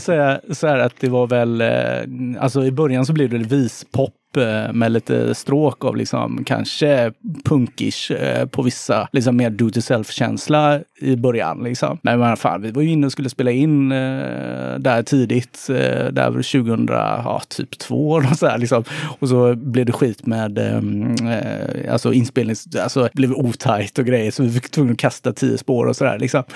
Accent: Gothenburg, Västra Götaland, Sweden; Jag, jag kommer från Kortdala

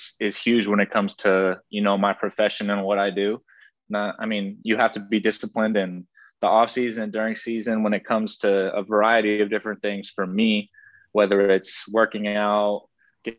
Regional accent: Folsom, California, United States; moved away as an adult; also born or lived in Santa Rosa, California / Cincinnati, Ohio; now in Green Bay, United States; I was born in Santa Rosa, California, and then grew up my life in Folsom and went to Folsom High School

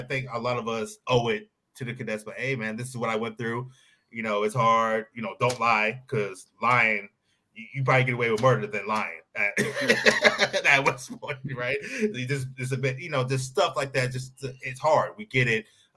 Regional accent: Arizona, United States; now in Fontana, United States; I'm really from Arizona

